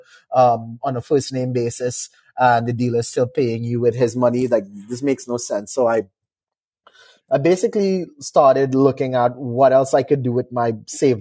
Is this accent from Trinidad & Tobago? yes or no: yes; Trinidad & Tobago; moved away as an adult; now in Canada; I'm from a small Caribbean island called Trinidad and Tobago